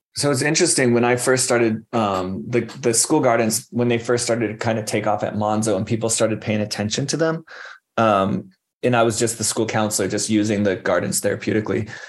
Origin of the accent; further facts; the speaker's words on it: Phoenix, Arizona, United States; now in Tucson, United States; I grew up in Phoenix uh, left the state for a long time and then came back uh, to Tucson